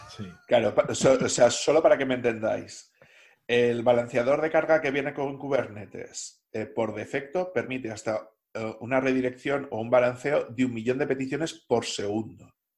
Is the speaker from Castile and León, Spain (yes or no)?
yes; Salamanca, Castile and León, Spain; moved away; also born or lived in Basque Country; yo soy de Salamanca, pero como he pasado mucho tiempo en País Vasco